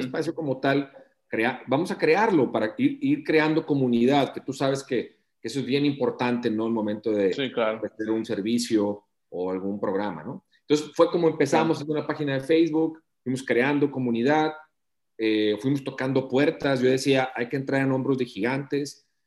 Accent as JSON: {"language": "Spanish", "town": "Matamoros", "region": "Tamaulipas", "country": "Mexico", "moved": "as an adult", "lives_now": "Monterrey, Mexico", "said": "soy de Matamoros"}